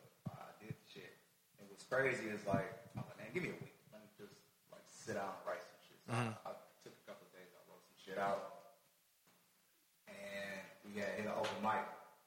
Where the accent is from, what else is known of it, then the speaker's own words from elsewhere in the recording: Bakersfield, California, United States; moved away as an adult; I'm from Bakersfield.